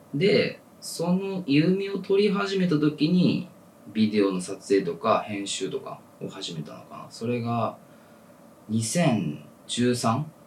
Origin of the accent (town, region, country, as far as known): Ehime, Japan; born or raised there; moved away as an adult; now in Tokyo, Japan